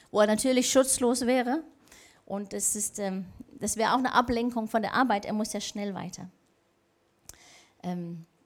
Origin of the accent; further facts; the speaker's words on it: Denmark; ich habe so einen Spaß gehabt, die letzten paar Wochen zu sehen, was mit meinem Heimatland Dänemark und Trump passiert ist.